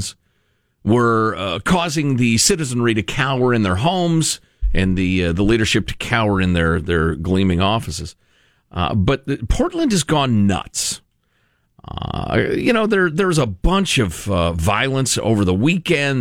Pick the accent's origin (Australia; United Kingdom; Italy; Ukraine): Italy; I was born in Italy